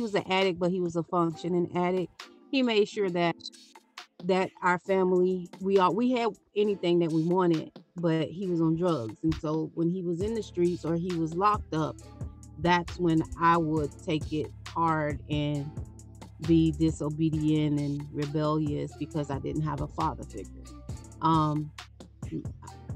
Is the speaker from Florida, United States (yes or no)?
yes; Okeechobee, Florida, United States; Growing up in Okeechobee